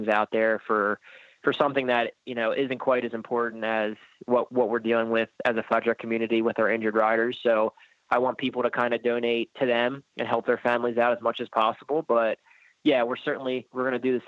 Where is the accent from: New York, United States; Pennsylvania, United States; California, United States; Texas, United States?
Pennsylvania, United States; I grew up in Pennsylvania.